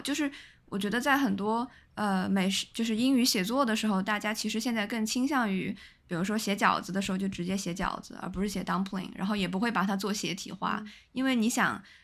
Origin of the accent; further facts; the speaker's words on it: southern China, China; moved away as an adult; now in northern China; 我在北方城市已经住了大概七年了，我就相当于作为南方人